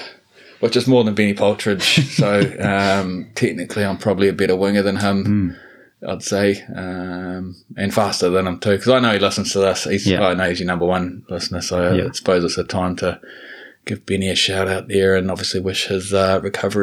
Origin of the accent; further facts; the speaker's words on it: Christchurch, Canterbury, New Zealand; born and bred in Christchurch.